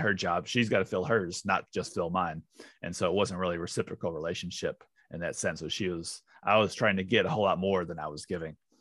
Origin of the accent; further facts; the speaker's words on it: St. Louis, Missouri, United States; moved away as an adult; now in New Zealand; I'm from Saint Louis originally